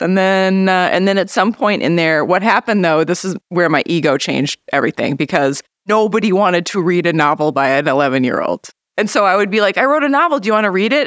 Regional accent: Grand Marais, Minnesota, United States; I was about seven at the time, so I feel like I grew up in Grand Marais.

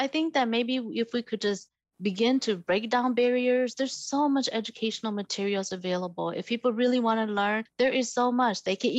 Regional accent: Minneapolis, Minnesota, United States; also born or lived in Northern Laos / Ban Vinai refugee camp, Thailand; now in Milwaukee, United States; I know that there are a lot of spaces where I'm the only Asian person or the only person of color. I grew up in the Midwest, so I'm very used to that.

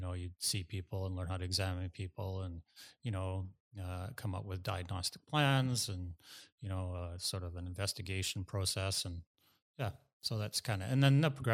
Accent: Tsawwassen, British Columbia, Canada; also born or lived in Langley, British Columbia; I'm a local boy. I grew up in Tawasin. That's my hometown.

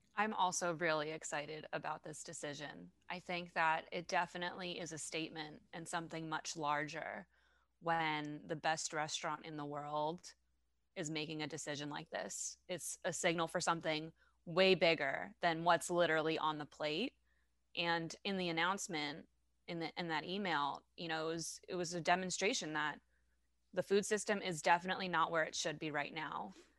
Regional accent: France; accent: French; please excuse my French accent

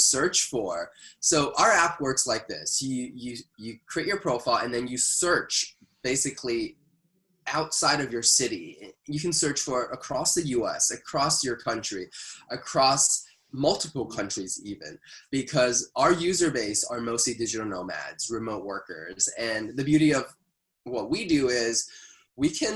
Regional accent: Canada; as a Canadian

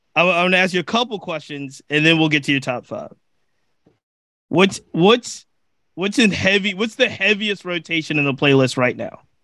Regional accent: Virginia, United States; I'm from Virginia, I live in Virginia

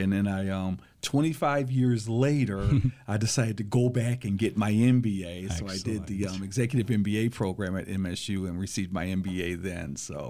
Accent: Lansing, Michigan, United States; I was born and raised here in Lansing, Michigan, actually just about 5 or 6 blocks from the LCC campus. So very familiar with LCC. I've got 6 brothers and sisters. I attended Everett High School.

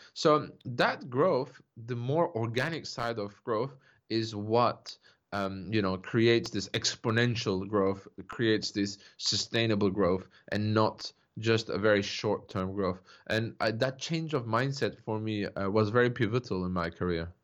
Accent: Turkey; I grew up in Turkey, uh, you know, to a Turkish father, a French mother

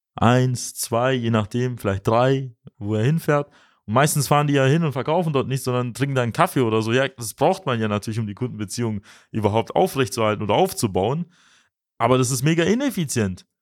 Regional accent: Swabia, Germany; für uns als Schwaben, als moderne Schwaben

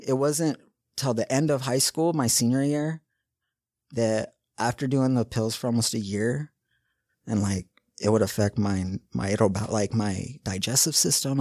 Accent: West Valley City, Utah, United States; I grew up right here in West Valley, Kearns.

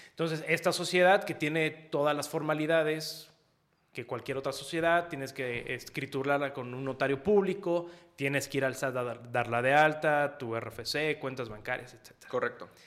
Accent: Mexico City, Mexico; now in Querétaro, Mexico; Pues mira, la realidad es que al final, como tú sabes, yo vengo de la Ciudad de México

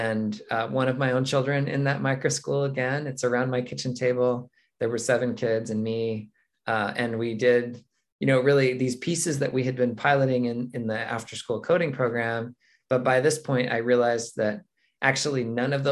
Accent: Mesa, Arizona, United States; moved back to my hometown of Mesa, Arizona

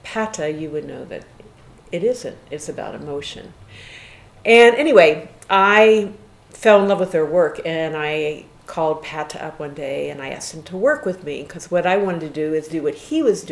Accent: Western Pennsylvania, United States; I was born and raised in Western Pennsylvania, and I came from a small town

